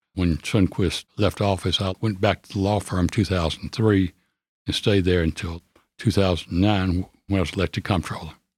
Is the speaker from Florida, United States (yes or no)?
no; Nashville, Tennessee, United States; also born or lived in California / Virginia / New York City; I moved from California when I was four months old and came back to Nashville, where I've lived